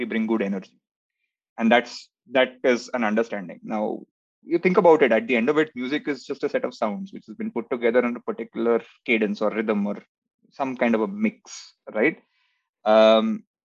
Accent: Kolkata, West Bengal, India; I was born in Calcutta, and in heart, it is still Calcutta.

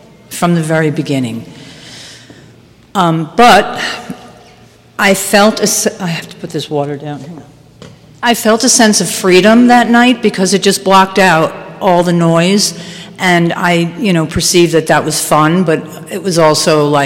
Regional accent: White Plains, New York, United States; I grew up in White Plains in Westchester

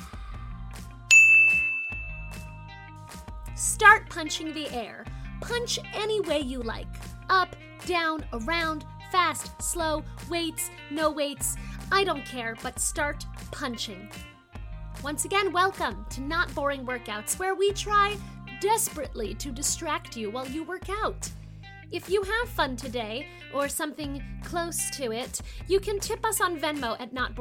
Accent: Maryland, United States; I'm from Maryland

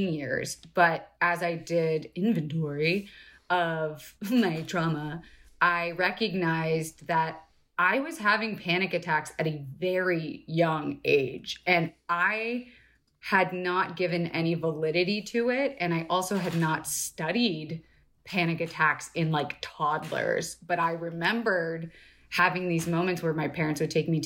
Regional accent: Florida, United States; now in Los Angeles, United States; I was born in LA, mm-hmm. but I left and grew up in Florida

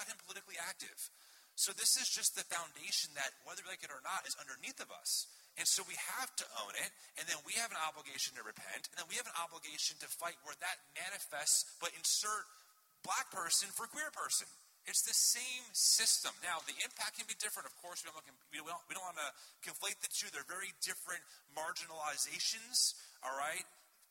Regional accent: New Jersey, United States; I'm from Jersey

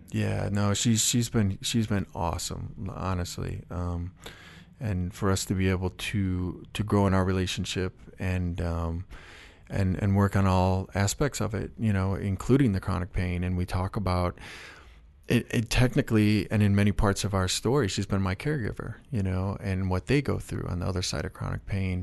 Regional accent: Chicago, Illinois, United States; I was from Chicago

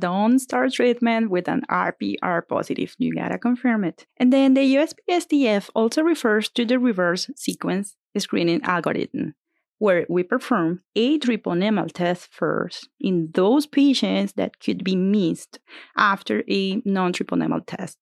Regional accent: Venezuela; moved away as an adult; now in Bakersfield, United States; I grew up in Venezuela, and I did med school in my country

